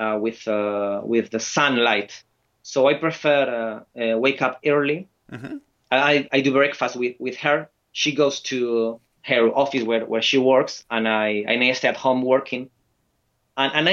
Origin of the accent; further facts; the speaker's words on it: Valencia, Valencian Community, Spain; English is a second language; now in Bilbao, Spain; I live in Bilbao, but I'm from Valencia.